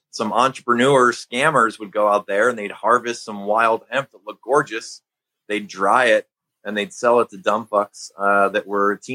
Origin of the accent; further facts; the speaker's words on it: Midwest, United States; since I'm from the Midwest